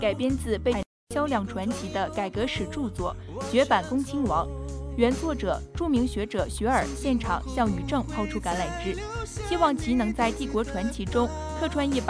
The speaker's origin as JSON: {"language": "Chinese", "region": "Shaanxi", "country": "China", "said": "我作为陕西人，对白鹿原有着独特情感。这次我们一定要原味的陕西风味。"}